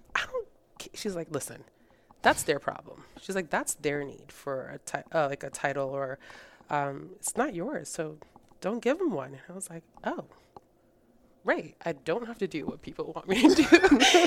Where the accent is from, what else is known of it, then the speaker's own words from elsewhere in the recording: Rhode Island, United States; English is a second language; moved away as an adult; also born or lived in Colombia; now in Texas, United States; So I grew up in Rhode Island, and I'm currently living in Texas, so I've been here for the last five years.